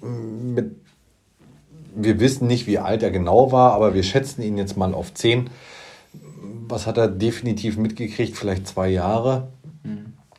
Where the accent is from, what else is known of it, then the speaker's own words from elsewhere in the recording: Usedom, Mecklenburg-Vorpommern, Germany; Ich bin auf Usedom groß geworden